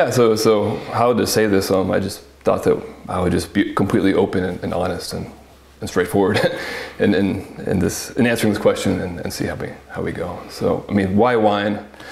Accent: the South, United States; In terms of my personal culture, I grew up in the South. There's not a lot of grapes there. It was more tobacco land.

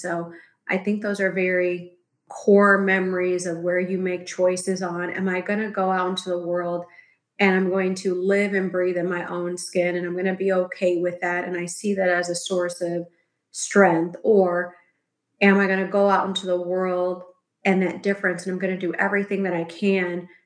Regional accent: Chicago, Illinois, United States; now in Los Angeles, United States; I'm currently residing in LA, but I grew up in Chicago

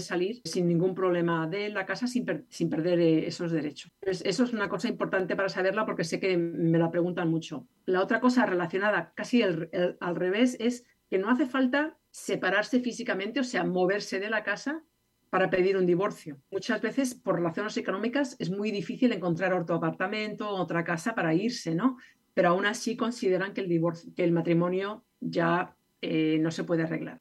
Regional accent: Spain; now in California, United States; yo soy de España

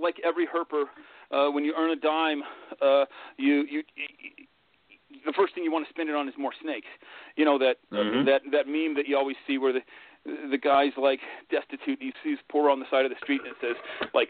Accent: Denver, Colorado, United States; also born or lived in Grand Junction, Colorado; We moved when I was about 11. We moved from Denver to the Grand Junction area in western Colorado

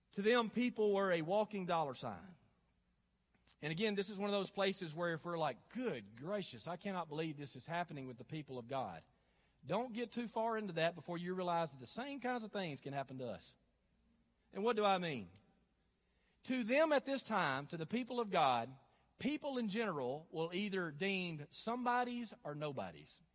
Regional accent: North Alabama, United States; Growing up in the South and North Alabama

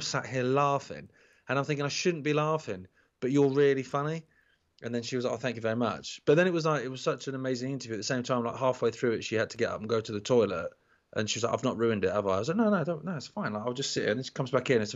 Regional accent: United Kingdom; because obviously we're British and we're just dead polite, we don't realise it.

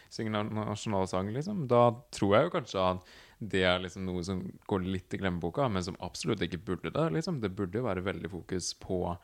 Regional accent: Nord-Odal, Innlandet, Norway; Jeg er fra en kommune som heter Nord-Odal i Hedmark. nå er det jo Innlandet fylke

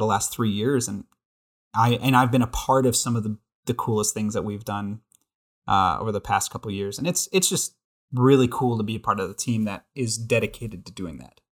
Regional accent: Billings, Montana, United States; born and raised in Billings, Montana

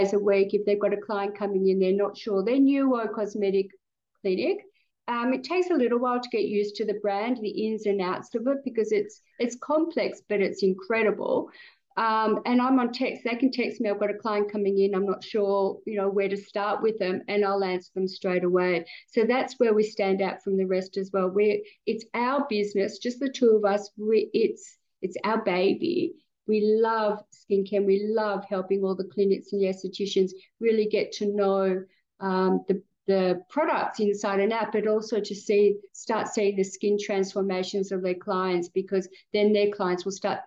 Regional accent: Australia; we're Australian

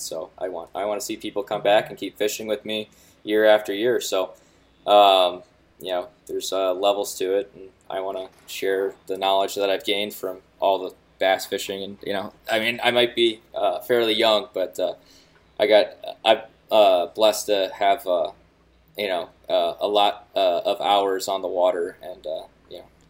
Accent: Fox Valley area, Illinois, United States; now in northern Wisconsin, United States; I grew up in the Fox Valley area in Illinois

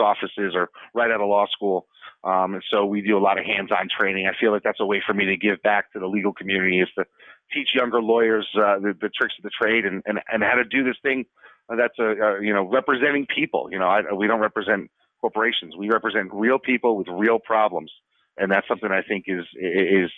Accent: Connecticut, United States; also born or lived in Scranton, Pennsylvania; grew up in Connecticut, went to college out in Scranton, Pennsylvania, moved back home

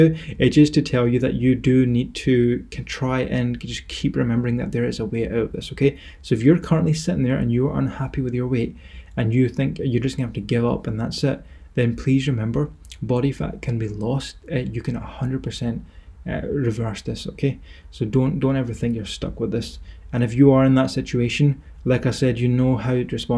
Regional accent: Scotland, United Kingdom; accent: Scottish; my Scottish accent

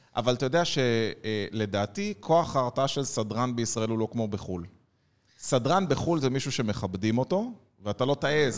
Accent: Ness Ziona, Central District, Israel; אני יליד נס ציונה

